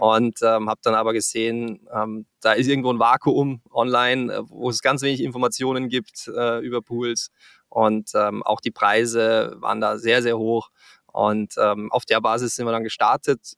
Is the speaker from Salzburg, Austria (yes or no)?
yes; Salzburg, Austria; moved away as an adult; also born or lived in Frankfurt area, Germany / Canada; now in Cologne, Germany; Ich komme ursprünglich aus Österreich, äh, aus dem schönen Salzburg